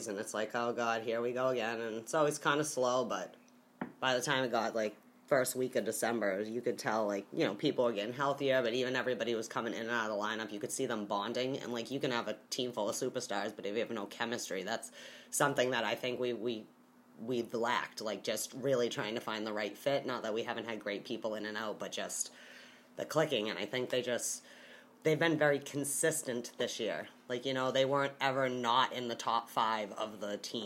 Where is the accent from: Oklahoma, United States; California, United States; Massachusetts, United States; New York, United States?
Massachusetts, United States; Boston; I grew up in Metro Boston